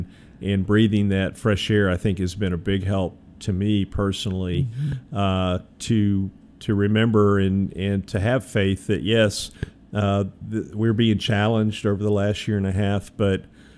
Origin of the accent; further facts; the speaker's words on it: Memphis, Tennessee, United States; I said, "Hey, I'm from Memphis. I don't really know anything.